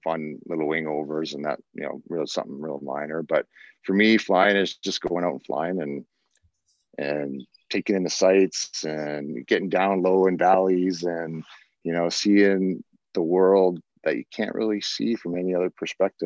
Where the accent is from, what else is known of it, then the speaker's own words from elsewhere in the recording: Canada; us Canadians